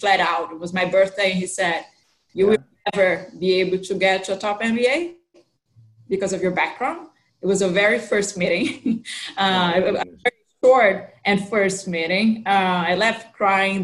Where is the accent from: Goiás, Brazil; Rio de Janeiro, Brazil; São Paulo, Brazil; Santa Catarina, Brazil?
São Paulo, Brazil; accent: Brazilian with American influence; moved away as an adult; also born or lived in New York City, United States / Zurich, Switzerland; I was born and grew up in São Paulo, Brazil.